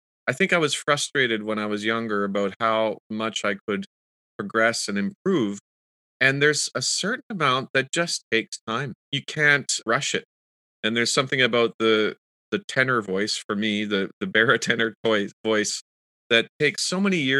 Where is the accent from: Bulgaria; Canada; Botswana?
Canada; Kitchener, Ontario; I did grow up also going to the symphony and the Kitchener-Waterloo Symphony, where my hometown is in Ontario.